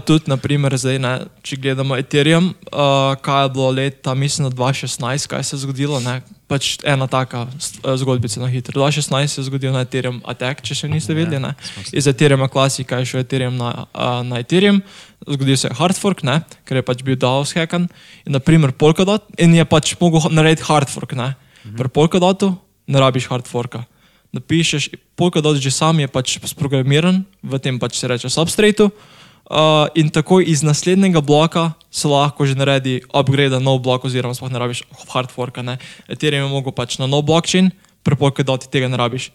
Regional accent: Semič, Southeast Slovenia, Slovenia; sem iz Bele krajine oziroma Semiča

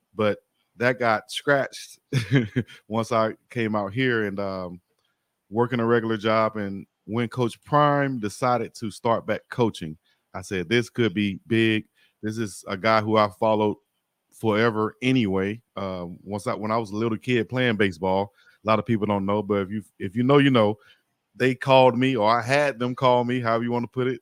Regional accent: Selma, Alabama, United States; moved away as an adult; also born or lived in Birmingham, Alabama / Austria; I'm from Selma

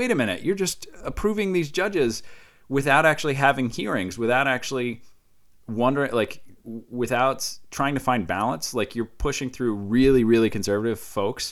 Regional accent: Iowa, United States; I come from Iowa

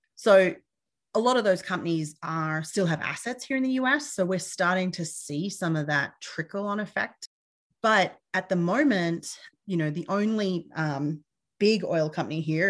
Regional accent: Australia; moved away as an adult; now in United States; I'm originally from Australia. Uh, I've been in the U S for a number of years

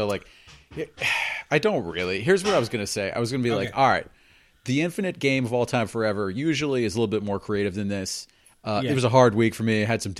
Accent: New Jersey, United States; For those of you who don't know, like, I'm from Jersey. And, like, not the Isle of Jersey, but New Jersey

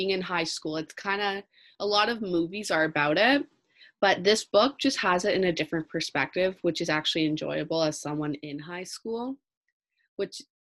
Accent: Toronto, Ontario, Canada; I'm also from Toronto

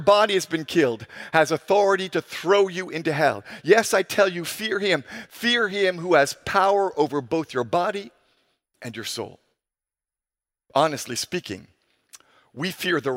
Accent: Ghana; our culture here in my home country of Ghana

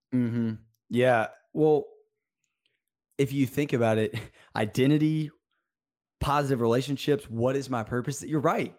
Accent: Birmingham, Alabama, United States; I am from Birmingham, Alabama.

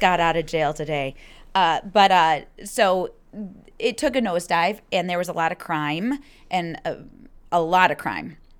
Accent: Troy, Michigan, United States; moved away as an adult; now in Naperville, United States; I was born in Troy, Michigan, which is a suburb. It's about 30 minute drive outside of downtown Detroit, and born and raised there until um, right after I got married

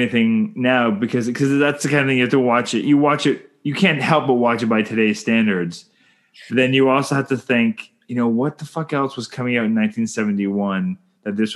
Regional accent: Canada; I'm Canadian filmmaker

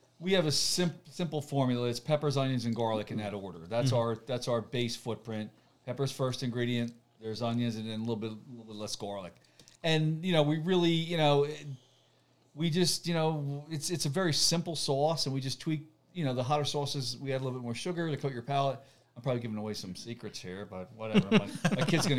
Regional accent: New Jersey, United States; We're both from Jersey

